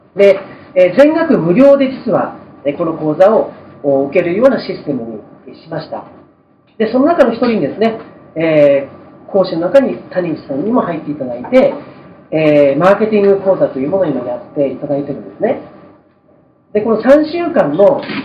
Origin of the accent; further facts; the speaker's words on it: Fukushima, Japan; moved away; also born or lived in Tokyo; 福島から上京しまして